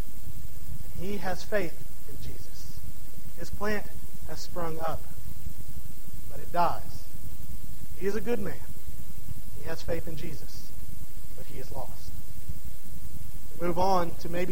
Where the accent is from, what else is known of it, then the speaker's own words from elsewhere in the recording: DeRidder, Louisiana, United States; my hometown of DeRidder, Louisiana